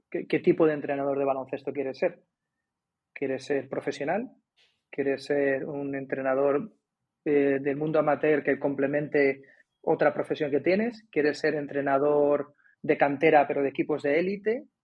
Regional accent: Cádiz, Andalusia, Spain; pero como vienes de fuera, oye, que vengo de Cádiz, pum, y quedas, ¿no?

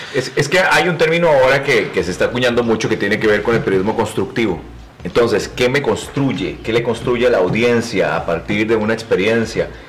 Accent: Costa Rica; Yo soy un tico muy, muy particular

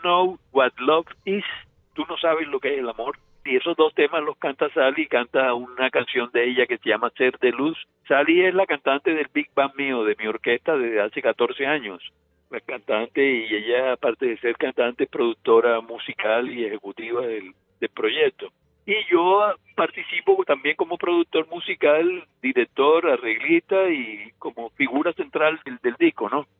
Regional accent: Caribbean Region, Colombia; esta música de las bandas en, la región mía donde yo nací, siempre eso estuvo presente en mi vida

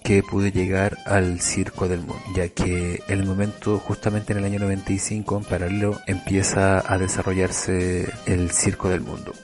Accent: Rancagua, O'Higgins, Chile; Yo soy de Rancagua y siempre era un hito cuando llegaba un circo a mi ciudad

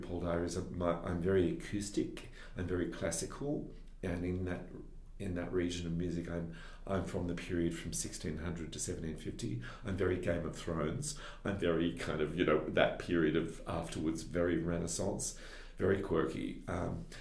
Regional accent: Sydney, New South Wales, Australia; I am. I was brought up in West Pymble

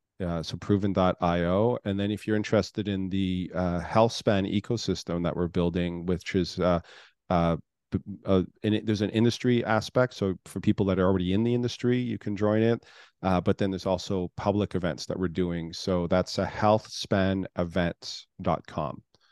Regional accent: Canada; now in United States; originally I'm from Canada. I've lived all over the world.

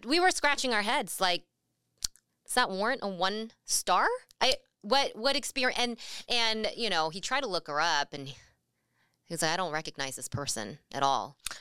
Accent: California, United States; moved away as an adult; now in Seattle, United States; possibly make it back to California

